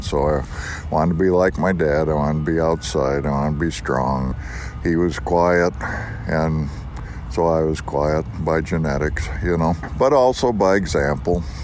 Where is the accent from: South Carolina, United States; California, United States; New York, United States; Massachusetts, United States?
New York, United States; western; also born or lived in Montana; now in Missoula, United States; I grew up in western New York